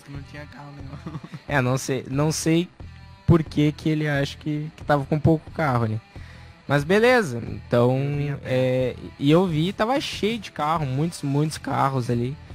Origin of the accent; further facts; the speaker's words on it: Gaúcho, Rio Grande do Sul, Brazil; moved away; como bons gaúchos